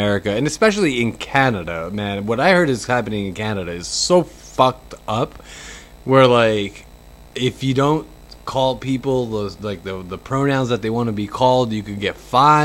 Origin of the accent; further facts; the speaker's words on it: New York, United States; moved away; I'm from New York